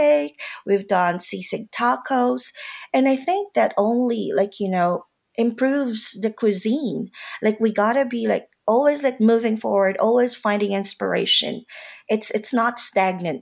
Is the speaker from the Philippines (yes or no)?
yes; Manila, Metro Manila, Philippines; moved away as an adult; now in Atlanta, United States; I grew up in Manila. I grew up in the Philippines. I stayed there till college